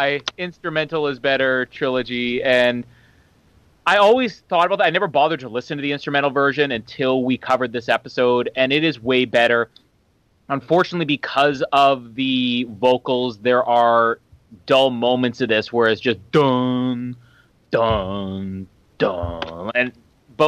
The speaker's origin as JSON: {"language": "English", "country": "Canada", "said": "I'm Canadian"}